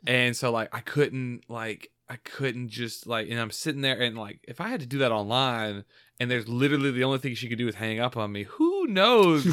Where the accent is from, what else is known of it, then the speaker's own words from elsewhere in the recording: Georgia, United States; born and raised in Georgia